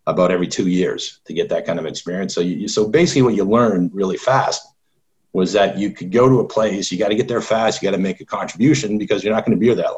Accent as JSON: {"language": "English", "town": "Toronto", "region": "Ontario", "country": "Canada", "tie": "born or raised there", "moved": "yes", "lives_now": "United States", "said": "I grew up in Canada"}